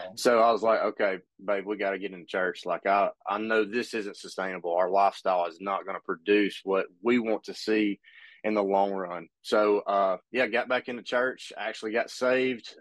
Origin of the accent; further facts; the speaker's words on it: Pumpkin Center, Alabama, United States; also born or lived in Hartselle, Alabama; I grew up in a little town called Pumpkin Center, Alabama